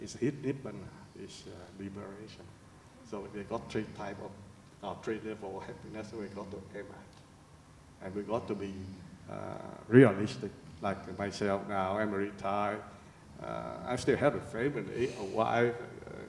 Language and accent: English; Vietnam; now in Australia; I was born in Vietnam